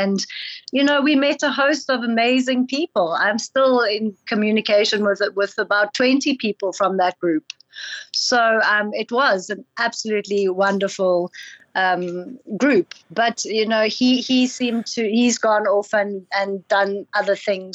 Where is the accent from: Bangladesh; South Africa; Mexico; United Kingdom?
South Africa; as South African authors